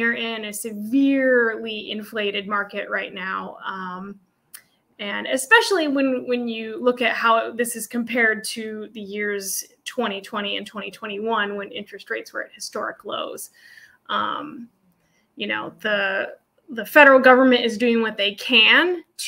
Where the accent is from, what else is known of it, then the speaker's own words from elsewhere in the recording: Anchorage, Alaska, United States; So I was born here in Anchorage at Elmendorf Air Force Base. Folks are from Ohio and they were brought up by the military. So I was raised here in Anchorage and lived here all my life